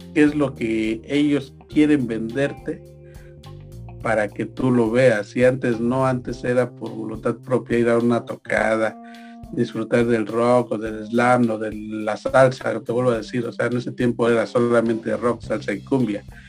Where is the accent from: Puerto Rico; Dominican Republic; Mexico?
Mexico; nosotros como mexicanos